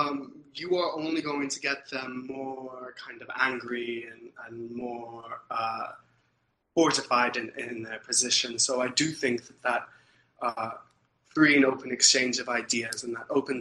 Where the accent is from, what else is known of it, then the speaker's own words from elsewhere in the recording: Ankara, Central Anatolia, Turkey; moved away as an adult; also born or lived in New York City, United States; now in Canada; I grew up in Turkey